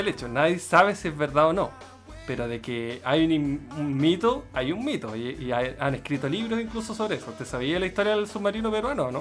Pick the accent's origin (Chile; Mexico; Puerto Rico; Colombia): Chile; los chilenos